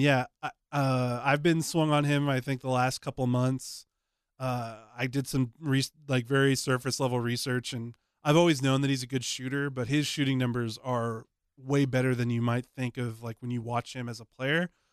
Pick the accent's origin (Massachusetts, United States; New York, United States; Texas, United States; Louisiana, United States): Texas, United States; Dallas; moved away as an adult; when I moved away from Dallas for the first time in my life